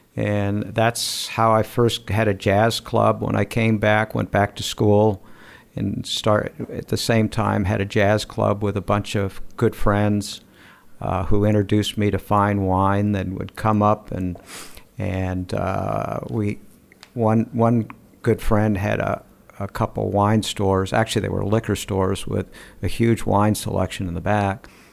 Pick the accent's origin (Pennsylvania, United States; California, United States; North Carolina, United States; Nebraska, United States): California, United States; Southern; also born or lived in Taos, New Mexico / Santa Barbara; South Cal, mostly